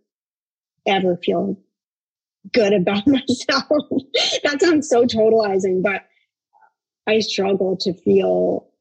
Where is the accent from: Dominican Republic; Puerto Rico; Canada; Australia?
Canada; I'm Canadian